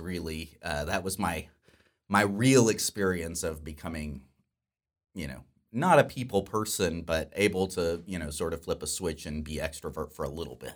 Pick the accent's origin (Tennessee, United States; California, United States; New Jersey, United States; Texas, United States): Texas, United States; Dallas-Fort Worth area; I grew up here in the Dallas-Fort Worth area